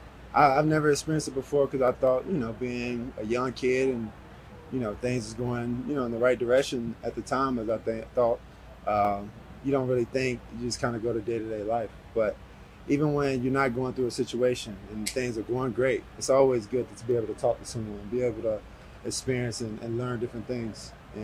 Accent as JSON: {"language": "English", "region": "Georgia", "country": "United States", "tie": "born or raised there", "said": "I do it in Georgia, back in my hometown."}